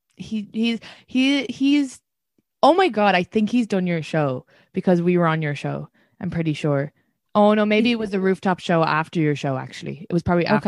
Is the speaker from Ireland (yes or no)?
yes; Ireland; as an Irish woman